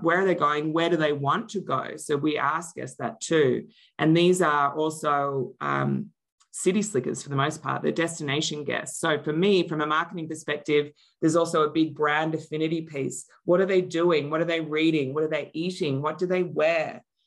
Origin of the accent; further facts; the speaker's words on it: Australia; moved away as an adult; also born or lived in Melbourne, Australia; now in Denver, Colorado, United States; I live in Denver, Colorado, but I'm originally from Australia